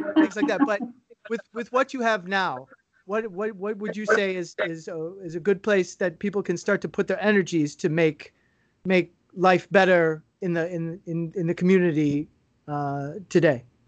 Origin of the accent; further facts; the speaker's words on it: United States; moved away as an adult; I haven't lived in the U.S. now for six years